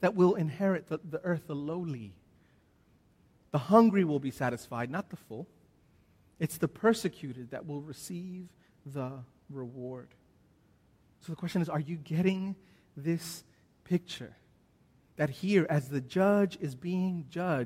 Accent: United States; now in Australia; See, I'm an American. I am an Australian citizen, but I'm still an American.

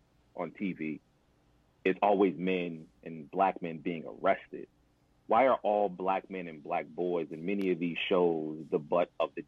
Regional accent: Milwaukee, Wisconsin, United States; I grew up in Milwaukee, on the north side of Milwaukee

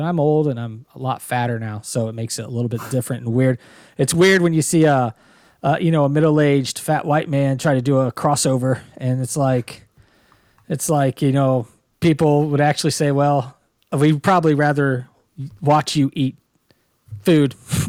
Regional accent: Dayton, Ohio, United States; I was born in Dayton, Ohio.

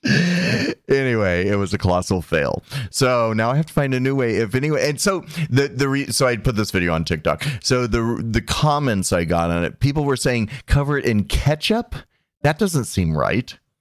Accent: Arizona, United States; I'm from Arizona

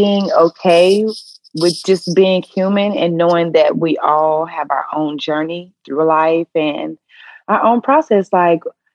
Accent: the South, United States; we're from the South. So people always talk like

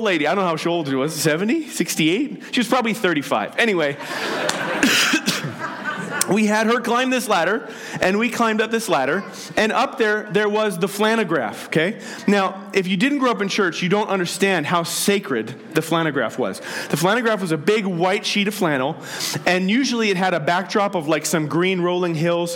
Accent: Penticton, British Columbia, Canada; In the church I grew up in Penticton

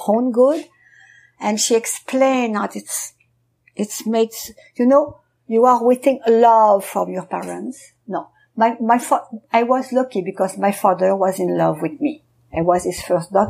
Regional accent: France; I was born in France during the war

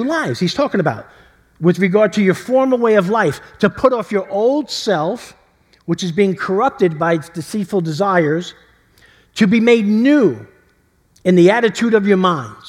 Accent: New York City, New York, United States; growing up in East Harlem

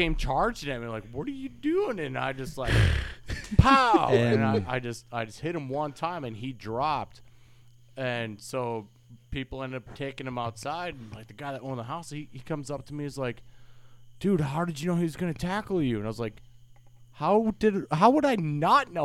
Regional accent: Wisconsin, United States; growing up in Wisconsin

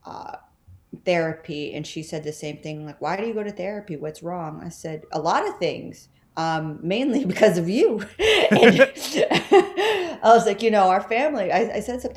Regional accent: Texas, United States; moved away as an adult; now in New York City, United States; I'm from Texas

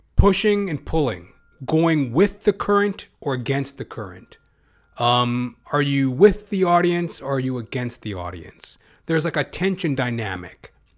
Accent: Canada; as a Canadian

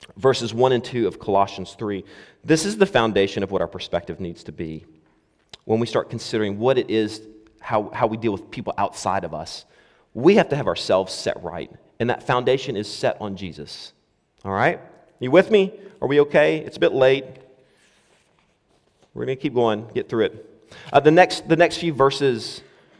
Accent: United States; now in Scotland, United Kingdom; as an American

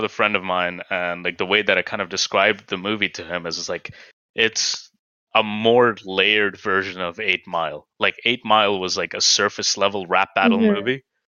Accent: India; something that, like, at me as someone, like, who's kind of gone through different socioeconomic classes as an Indian could see very well

